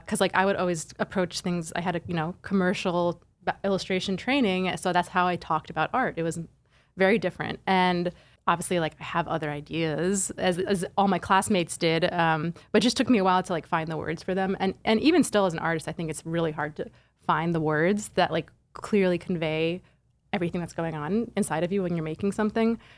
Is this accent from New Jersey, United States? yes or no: yes; central suburban New Jersey, United States; also born or lived in Flushing, Queens, New York; we moved to central suburban New Jersey when I was, like, three or four. My dad got a job as a engineering professor at Rutgers, and, yeah, so I kinda grew up in the suburbs